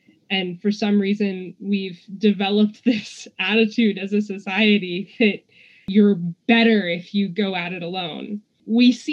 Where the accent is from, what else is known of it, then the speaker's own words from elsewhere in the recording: United States; being American